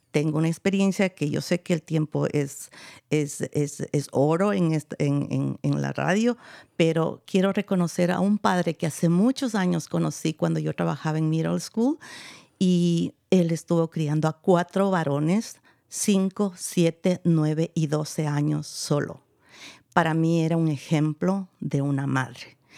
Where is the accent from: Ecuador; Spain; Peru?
Ecuador; yo soy de Ecuador, creo que los que no me han escuchado antes